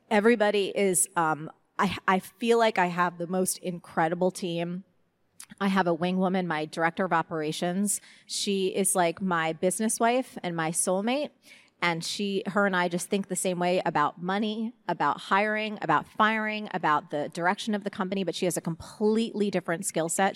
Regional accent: New Jersey, United States; I'm from Jersey

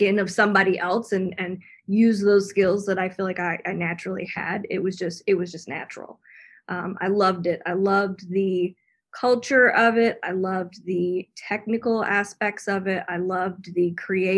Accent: Tennessee, United States; I'm from Tennessee

